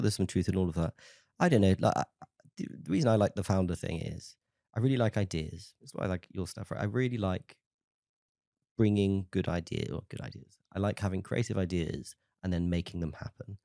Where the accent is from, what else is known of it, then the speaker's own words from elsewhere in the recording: Tenby, Wales, United Kingdom; I'm from a small town in South Wales called Temby